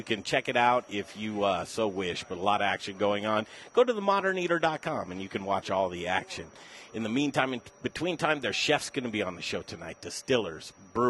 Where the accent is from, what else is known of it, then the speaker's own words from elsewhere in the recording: Denver, Colorado, United States; Denver, Colorado, I'm a native boy, 47 years. I grew up in Cherry Creek. It wasn't Cherry Creek when I grew up.